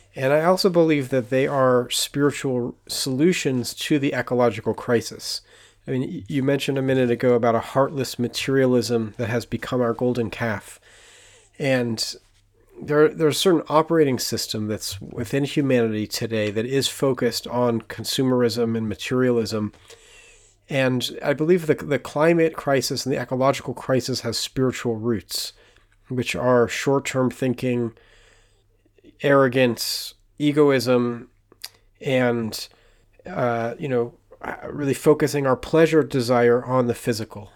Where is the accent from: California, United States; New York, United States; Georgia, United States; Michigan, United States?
California, United States; now in Jerusalem, Israel; I grew up in California on an acre of land with an organic garden